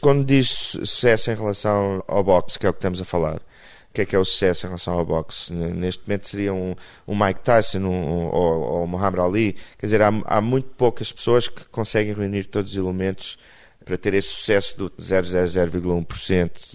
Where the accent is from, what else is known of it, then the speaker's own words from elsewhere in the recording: Portugal; eu sou português